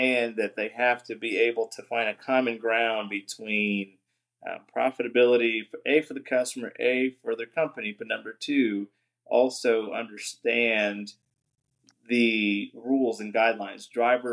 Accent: New Jersey, United States; moved away as an adult; now in Arkansas, United States; we're both from the Northeast. We lived in New Jersey

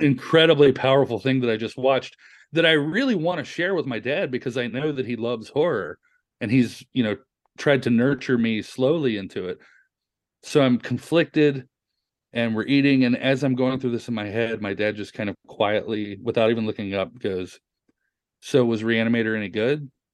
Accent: the South, United States; a kid growing up in the South at eleven years old

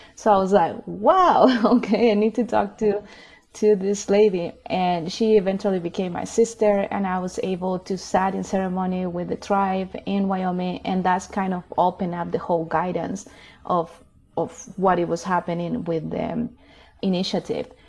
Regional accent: Chile; now in Boulder County, Colorado, United States; I'm originally from Chile. I was born and raised in Chile.

